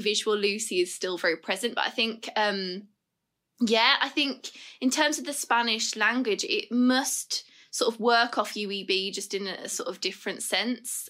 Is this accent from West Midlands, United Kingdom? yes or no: yes; Birmingham, West Midlands, United Kingdom; we're both from Birmingham